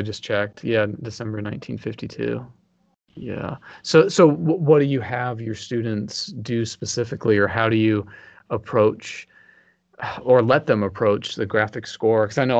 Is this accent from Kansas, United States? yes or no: no; Texas, United States; because I'm from Texas.